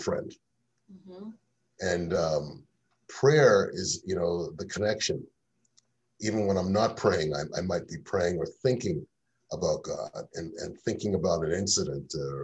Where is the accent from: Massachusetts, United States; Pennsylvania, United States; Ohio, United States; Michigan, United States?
Massachusetts, United States; Holbrook; also born or lived in Cambridge, Massachusetts / Roxbury, Boston; I grew up in Holbrook. And that's just south of Braintree, just a little north of Brockton, tucked in there.